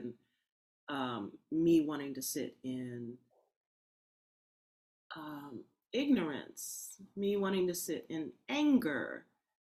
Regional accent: Berkeley, California, United States; born in Berkeley

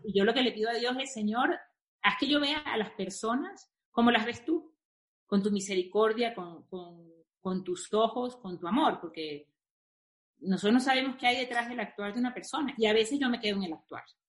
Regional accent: Venezuela; moved away as an adult; also born or lived in Spain / Brazil; now in Mexico; siendo venezolana

